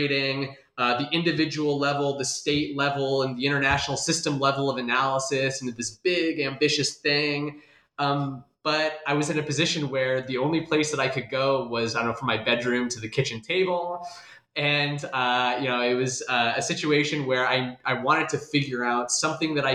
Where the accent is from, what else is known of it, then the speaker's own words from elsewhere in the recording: Des Moines, Iowa, United States; moved away; I'm originally from Des Moines, Iowa